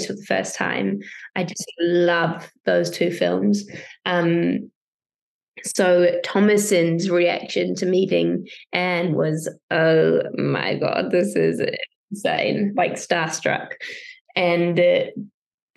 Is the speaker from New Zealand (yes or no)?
yes; New Zealand; I'm from New Zealand